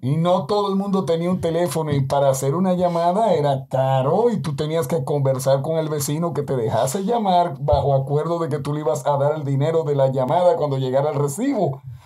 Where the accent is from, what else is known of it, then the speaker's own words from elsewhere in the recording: Dominican Republic; hablo como dominicano